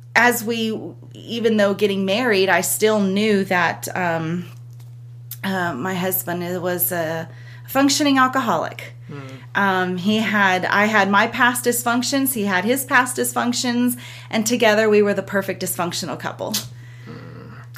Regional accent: Southern California, United States; moved away as an adult; now in Lawrenceburg, United States; born and raised in California, Southern California

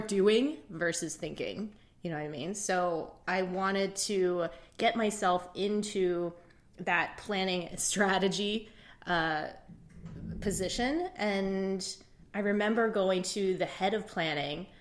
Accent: Indiana, United States; also born or lived in Shanghai, China; I grew up in Indiana

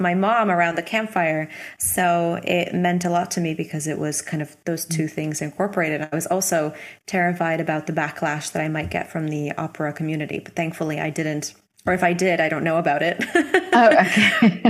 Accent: Hamilton, Ontario, Canada; moved away as an adult; also born or lived in Milan, Italy; when I was 18, I moved from Toronto or close to Toronto, a city called Hamilton, to Milan

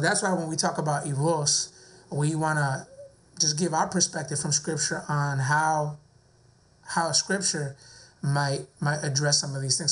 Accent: near West Palm Beach, Florida, United States; now in West Palm Beach, United States; I grew up in a city right next to West Palm Beach

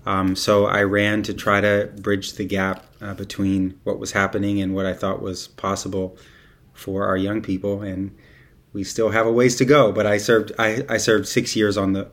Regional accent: Bay Area, California, United States; Born and raised in the Bay Area, and I live in the Tenderloin.

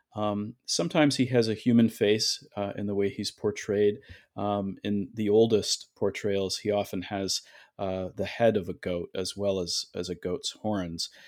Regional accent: Toronto, Ontario, Canada; now in New Haven, United States; originally I'm from Toronto, Canada

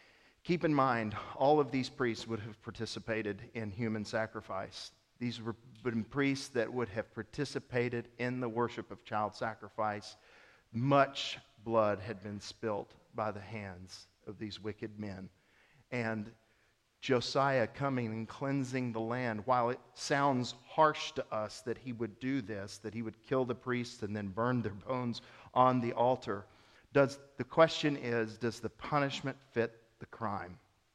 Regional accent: Mississippi, United States; I'm not just from the South. I'm from Mississippi. I'm a Mississippian. But you might want to nuance it and you're like, well, Mississippi's a big state. I'm from Northeast Mississippi.

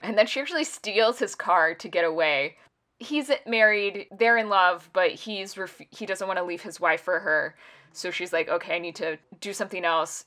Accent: United States; as an American

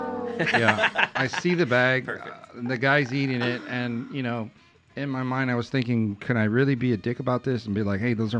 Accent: Texas, United States; Well, we're from Texas

